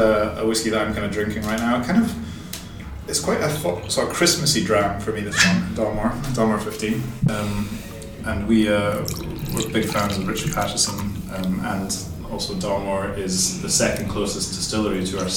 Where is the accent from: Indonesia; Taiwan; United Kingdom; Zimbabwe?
United Kingdom; Aberdeen, Scotland; So I'm from Aberdeen. So I grew up from Aberdeen.